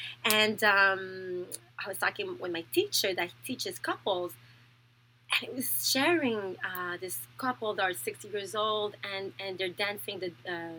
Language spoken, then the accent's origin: English; Thailand; born there; I was born in Thailand. I was adopted when I was 2 weeks old by a French father and a French Canadian mother